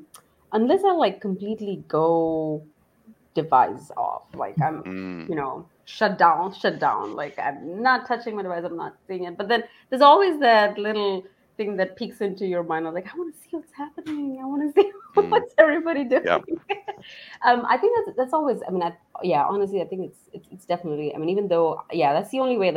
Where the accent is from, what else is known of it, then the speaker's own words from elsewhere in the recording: India; moved away as an adult; now in Dallas, United States; I'm from India, so I moved into the US for my education, and I've just been here